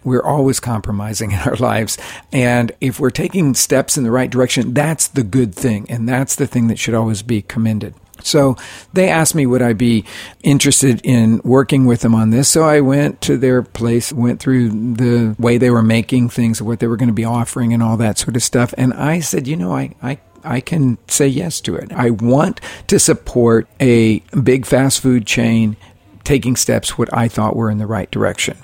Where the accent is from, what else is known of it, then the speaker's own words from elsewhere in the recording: Oklahoma, United States; I grew up in Oklahoma, which is all about sports